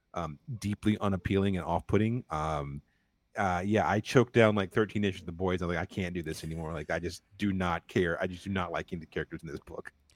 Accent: North Carolina, United States; I'm from North Carolina

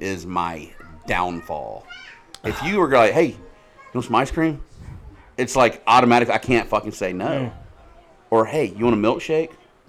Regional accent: the South, United States; You can tell I'm from the South.

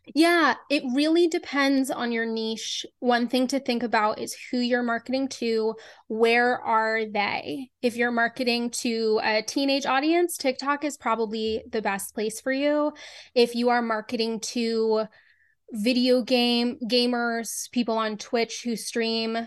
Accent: Boston, Massachusetts, United States; I grew up in Boston

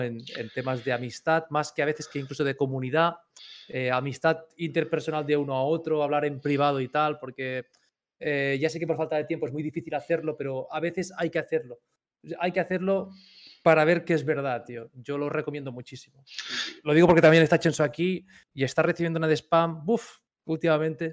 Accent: Catalonia, Spain; los catalanes pagando peaje todas nuestras vidas hasta hace poco

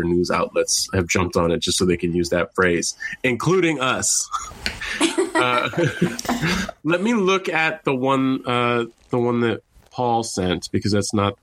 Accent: California, United States; I grew up in California, in a normal place where they don't have giant animals like

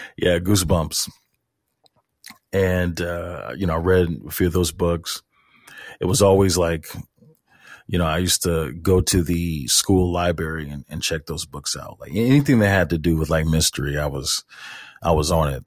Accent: St. Louis, Missouri, United States; I was born and raised in Saint Louis, Missouri

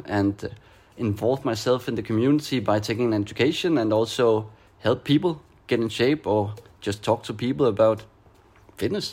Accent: Denmark; moved away as an adult; now in Barcelona, Spain; I am from Denmark, now living in Barcelona.

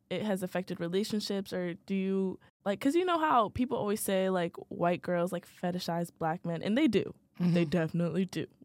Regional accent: Virginia, United States; Oh, I'm from Virginia.

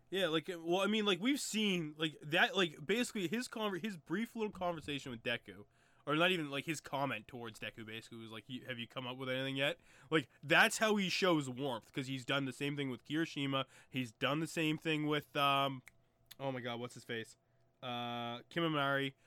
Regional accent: Canada; still had three-wheelers where I'm from

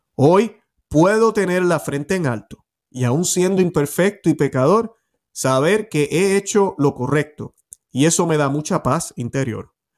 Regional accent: Puerto Rico; puertorriqueño nacido en Puerto Rico, criado en Puerto Rico, que amo muchísimo a mi tierra

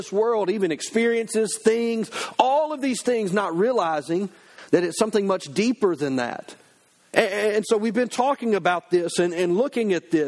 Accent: United States; as an American citizen

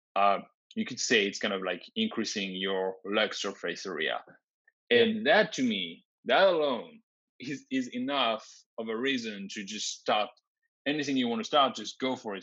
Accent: France; moved away as an adult; also born or lived in Grenoble / Ottawa; I was born and raised in France

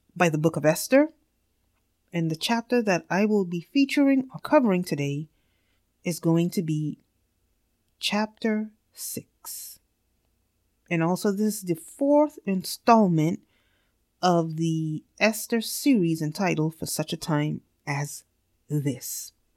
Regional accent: New York City, New York, United States; I am from New York City

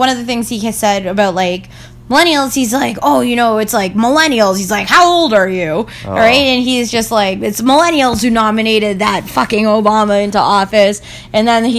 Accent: Toronto, Ontario, Canada; I'm from Toronto

